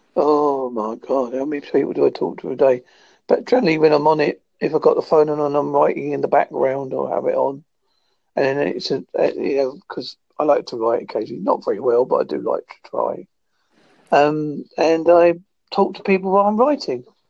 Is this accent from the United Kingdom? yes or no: yes; United Kingdom; I'm from Holzer in United Kingdom.